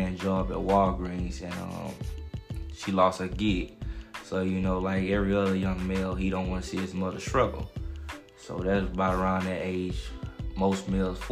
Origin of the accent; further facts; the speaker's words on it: Houston, Texas, United States; I'm from South Park, Houston, Texas, St. Lo.